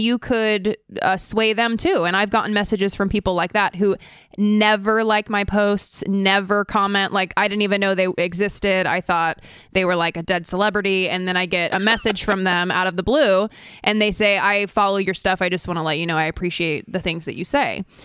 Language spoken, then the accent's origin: English; Idaho, United States; also born or lived in California; I'm actually originally from California. My family moved to Idaho to be closer to Aryan nations